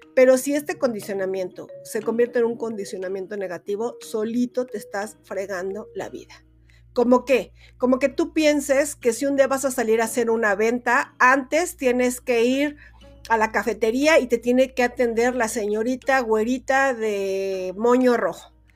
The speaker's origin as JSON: {"language": "Spanish", "country": "Mexico", "said": "es lo que más conocemos como mexicanos"}